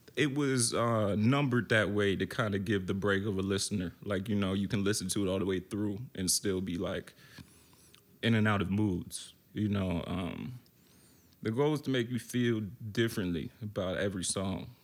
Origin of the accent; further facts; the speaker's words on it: Baltimore, Maryland, United States; moved away as an adult; also born or lived in Richmond, Virginia; now in Brooklyn, United States; I'm from Baltimore, but I lived a year in Richmond